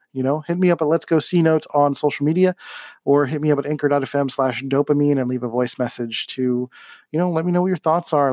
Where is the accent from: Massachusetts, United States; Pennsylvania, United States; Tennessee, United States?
Pennsylvania, United States; Philadelphia; moved away as an adult; now in San Diego, United States; when I grew up in Philly.